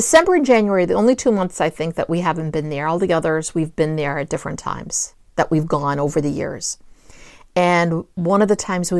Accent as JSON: {"language": "English", "town": "New Bedford", "region": "Massachusetts", "country": "United States", "tie": "born or raised there", "said": "I grew up in New Bedford, but that was such a bad accent that came out."}